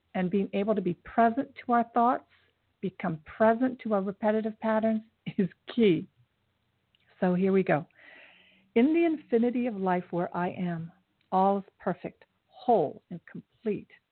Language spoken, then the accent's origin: English; Japan; I was born in Japan, and my mother met my father after the war, an Air Force um, soldier